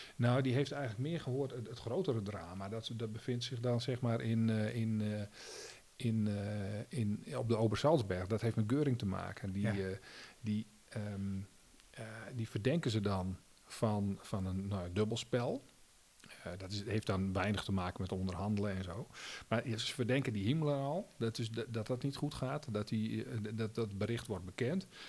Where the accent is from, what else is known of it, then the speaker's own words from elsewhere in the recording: Netherlands; Als Nederlander